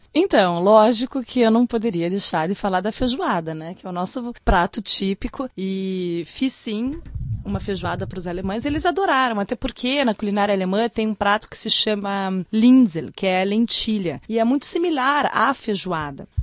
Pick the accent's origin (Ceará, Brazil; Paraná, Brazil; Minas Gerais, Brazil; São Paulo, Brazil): Paraná, Brazil; Curitiba; moved away; Eu sou de Curitiba